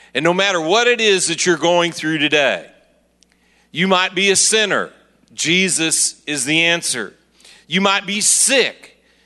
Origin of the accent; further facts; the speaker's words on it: Kansas City, Missouri, United States; I'm from Kansas City, Missouri